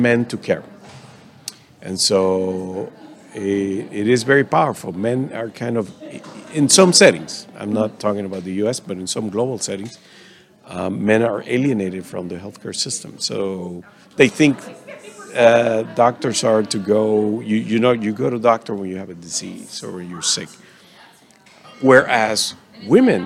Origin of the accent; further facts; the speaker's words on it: Dominican Republic; I am from the Dominican Republic, so working in my native country